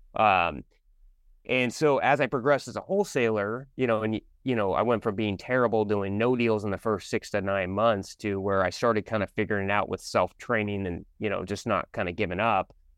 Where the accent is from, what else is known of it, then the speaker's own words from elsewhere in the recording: Sammamish, Washington, United States; I actually grew up in a city called Sammamish